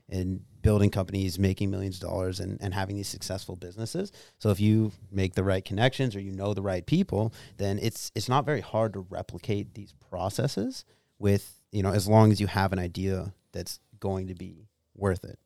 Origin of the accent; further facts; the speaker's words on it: Pennsylvania, United States; moved away; me growing up in Bumblefuck, Pennsylvania